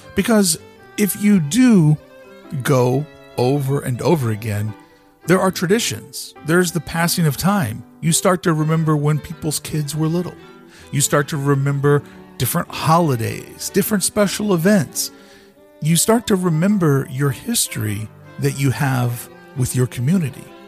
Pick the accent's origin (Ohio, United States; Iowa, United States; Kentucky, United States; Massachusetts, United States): Kentucky, United States; Louisville; also born or lived in Toronto, Ontario / Buffalo, New York; now in Southern California, United States; I lived in my hometown of Louisville, Kentucky